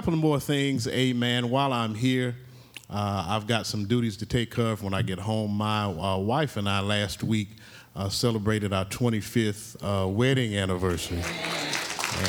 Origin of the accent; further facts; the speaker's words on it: Oklahoma, United States; I'm from Oklahoma